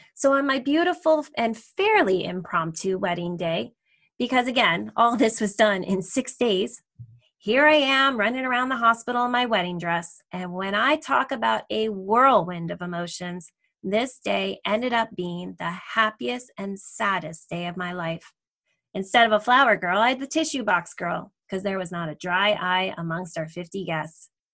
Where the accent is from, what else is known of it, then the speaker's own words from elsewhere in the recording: New Jersey, United States; also born or lived in Delaware; I grew up in New Jersey near New York City